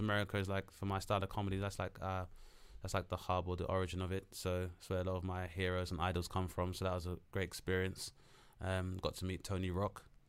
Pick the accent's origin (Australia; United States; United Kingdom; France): United Kingdom; London; being as a Londoner